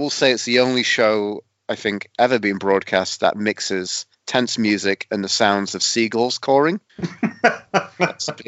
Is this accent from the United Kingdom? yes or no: yes; Sheffield, Yorkshire and the Humber, United Kingdom; I'm from Sheffield, so I grew up in a city which was, you know, two clubs